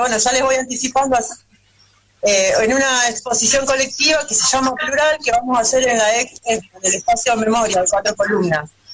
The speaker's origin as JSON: {"language": "Spanish", "town": "Zárate", "region": "Buenos Aires Province", "country": "Argentina", "said": "Yo, Zárate, Buenos Aires"}